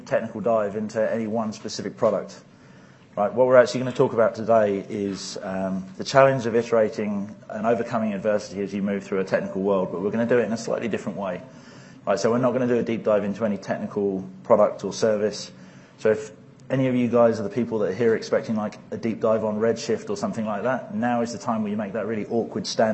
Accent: England, United Kingdom; I'm English

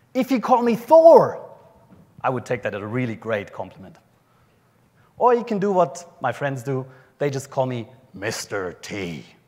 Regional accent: an area just south of Munich, Bavaria, Germany; accent: German; Australian; moved away as an adult; now in Brisbane, Australia; I grew up in uh, an area just south of, south of Munich in Germany

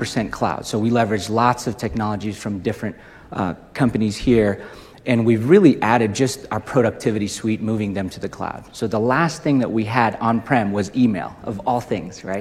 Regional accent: Indonesia; moved away; also born or lived in Utah, United States; I was raised in Indonesia, went to Utah State, graduated

